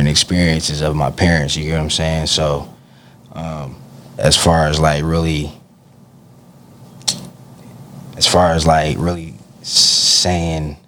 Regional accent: Stockton, California, United States; Growing up in Stockton

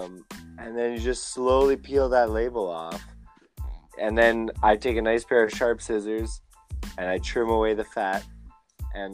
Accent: England, United Kingdom; And I'm an English guy who works in a French building.

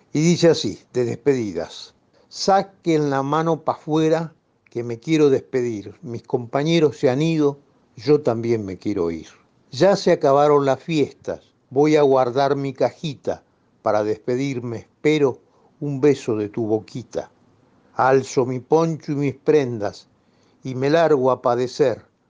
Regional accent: Buenos Aires, Argentina; yo soy porteño

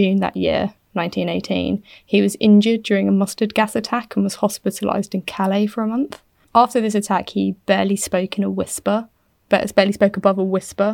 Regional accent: United Kingdom; I'm British.

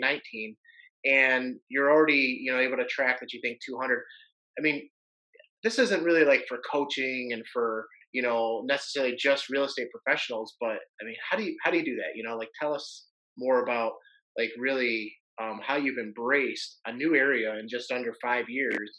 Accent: Detroit, Michigan, United States; I'm from Detroit. From that area. Detroit.

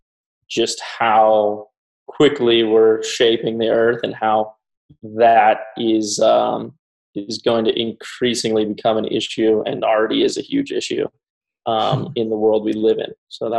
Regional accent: San Diego, California, United States; I grew up in San Diego, California, and was on the beach and in the waves as much as I could growing up

